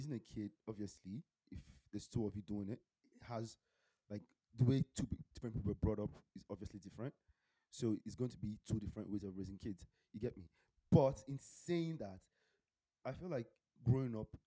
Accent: Nigeria; moved away; how we grew up back home in Nigeria, if I did something stupid from school, my teacher could actually, you know, whip me.

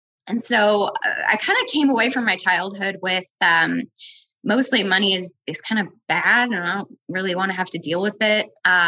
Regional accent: Midwest, United States; But for me, I grew up in the Midwest, largely middle-class family. We moved around a lot and we lived in mostly rural places. So the Dakotas and Wyoming

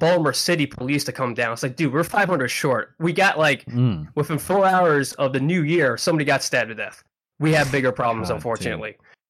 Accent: Philippines; born there; I'm half Filipino. I was born in the Philippines.

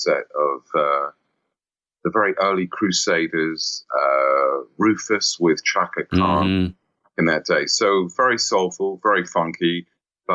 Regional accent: United Kingdom; born or raised there; also born or lived in St. Louis, United States / New York, United States

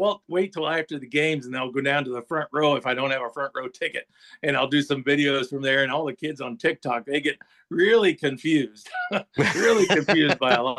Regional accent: Warren, Ohio, United States; born there; But it comes back to I was born in Warren, Ohio.

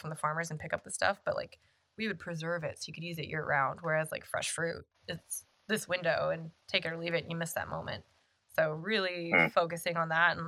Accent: San Jose, California, United States; now in Sacramento, United States; growing up in San Jose

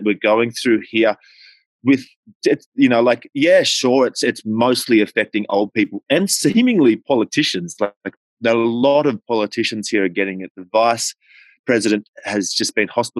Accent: Australia; moved away; I'm obviously Australian

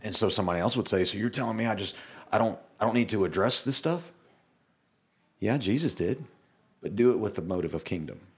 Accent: the South, United States; I'm from the South

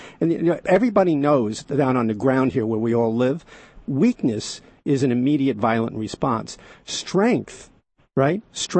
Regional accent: New York, United States; the New York Times. I mention that because it's my hometown newspaper

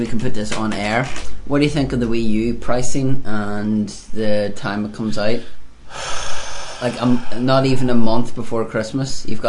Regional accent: Australia; How much? I'm Australian.

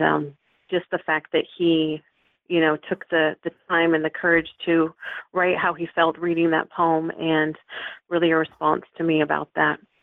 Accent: Vancouver, Washington, United States; also born or lived in Seattle, Washington; I was born in Seattle, Washington, but I've pretty much lived in Vancouver all my life

